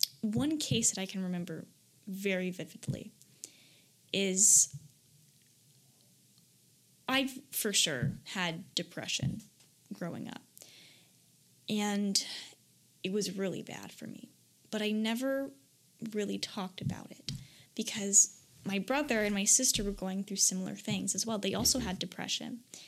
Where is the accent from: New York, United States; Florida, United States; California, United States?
Florida, United States; because I came from Florida and this was in Michigan.